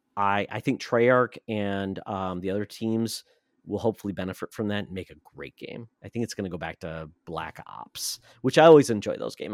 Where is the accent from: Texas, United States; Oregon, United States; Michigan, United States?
Michigan, United States; I'm from Michigan